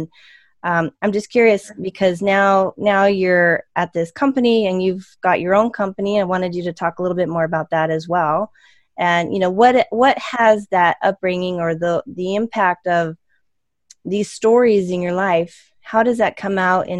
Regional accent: Pasco, Washington, United States; I'm in the house I was raised in, right? So I'm from Pasco

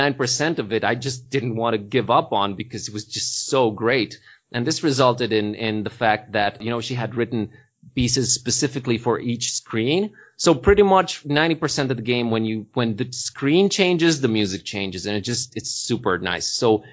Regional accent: Transylvania, Romania; People keep assuming that can happen because we're from Transylvania, but it doesn't really work that way.

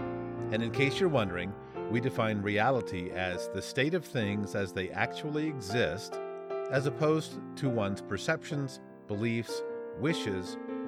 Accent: Tallahassee, Florida, United States; born there; now in Billings, United States; I was born in 1965 in Tallahassee, Florida. Since then, I've lived in California, Georgia, Tennessee, Ohio, and Montana, where I now reside near the city of Billings.

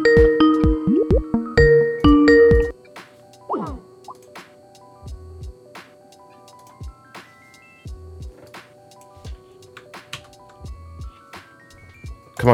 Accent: England, United Kingdom; I'm from England

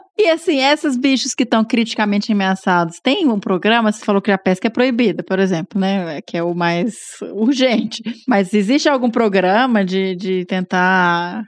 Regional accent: Minas Gerais, Brazil; eu sou mineiro

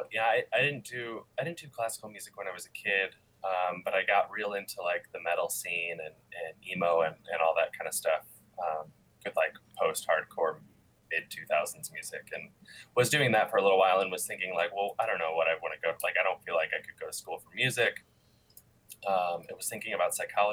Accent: Michigan, United States; moved away as an adult; now in Chicago, United States; I work in Chicago, but I'm originally from Michigan.

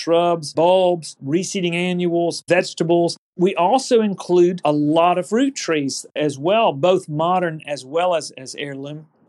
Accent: Auburn, United States; I was growing up in Auburn.

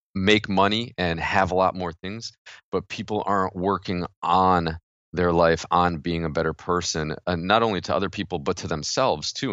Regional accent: New York, United States; I'm from New York

